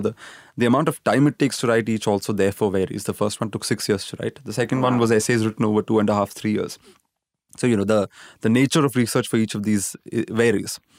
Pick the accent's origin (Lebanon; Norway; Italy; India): India; Pune, Maharashtra; also born or lived in Kerala; I grew up in Pune, which is you know in Maharashtra